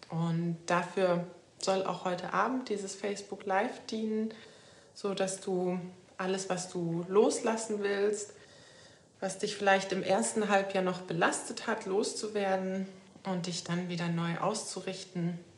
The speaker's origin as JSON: {"language": "German", "region": "Lower Saxony", "country": "Germany", "moved": "as an adult", "said": "Ich komme ja aus der Nähe von Hannover. Katrin, das weißt du wahrscheinlich."}